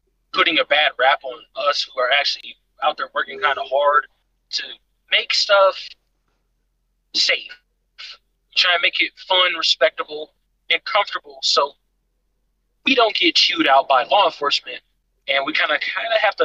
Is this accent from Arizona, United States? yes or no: no; Dayton, Ohio, United States; I was born and raised in Dayton, Ohio